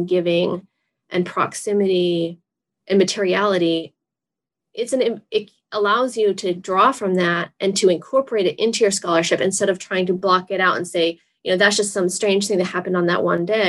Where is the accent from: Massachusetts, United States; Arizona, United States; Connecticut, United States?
Massachusetts, United States; I'm from Massachusetts